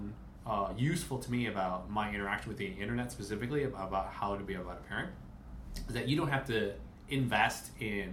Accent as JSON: {"language": "English", "town": "Chicago", "region": "Illinois", "country": "United States", "tie": "born or raised there", "moved": "yes", "lives_now": "California, United States", "said": "the people who we grew up with are really far away. I'm from Chicago"}